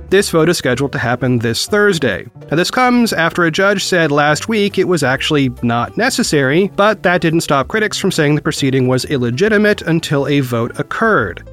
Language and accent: English; Oregon, United States; Oregon, my home state